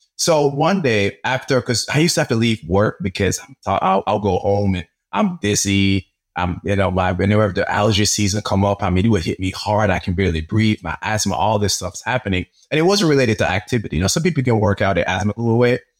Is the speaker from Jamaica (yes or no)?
yes; Jamaica; now in United States; I grew up in Jamaica